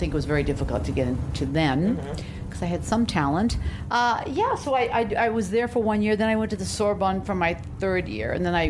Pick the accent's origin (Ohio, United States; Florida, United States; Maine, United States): Maine, United States; moved away as an adult; also born or lived in Missouri / Boston / Toronto; I grew up in Maine, and then I went to college in Missouri, Stevens College.